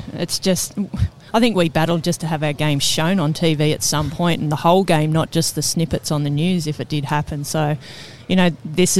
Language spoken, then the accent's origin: English; Australia; I don't know if we have that reputation as Aussie footballers to go that far